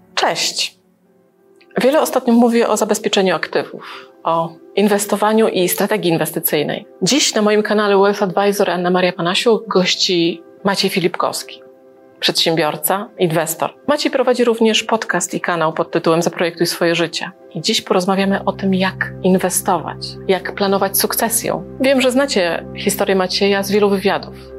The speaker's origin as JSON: {"language": "Polish", "town": "Gdańsk", "region": "Pomeranian Voivodeship", "country": "Poland", "also_born_or_lived": "Libya", "said": "też jestem z Gdańska"}